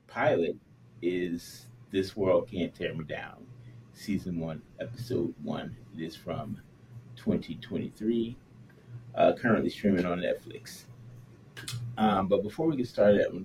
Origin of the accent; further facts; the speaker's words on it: United States; I'm an American, I don't speak other languages